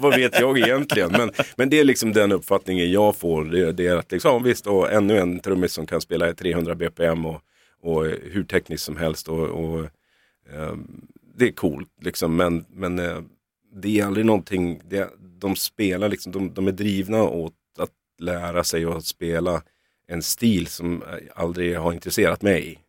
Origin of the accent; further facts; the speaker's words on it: Norrland, Sweden; moved away as an adult; now in Stockholm, Sweden; Vi, vi är från Norrland